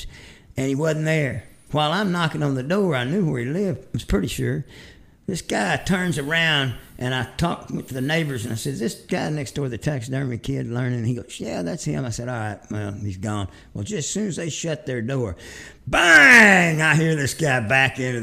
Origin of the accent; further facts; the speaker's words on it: Fort Worth, Texas, United States; Cowtown, my hometown